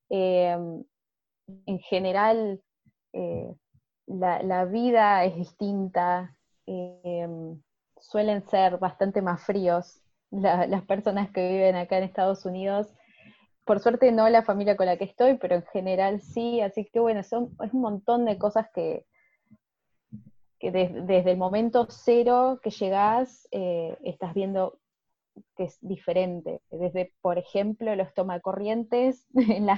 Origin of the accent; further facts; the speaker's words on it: Argentina; Bueno, eh, yo tengo 25 años, soy de Argentina.